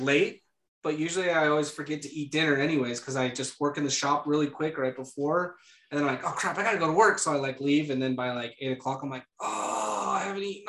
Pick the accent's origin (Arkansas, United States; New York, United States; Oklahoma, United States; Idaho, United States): Idaho, United States; I'm from Idaho, aren't I? Dang it.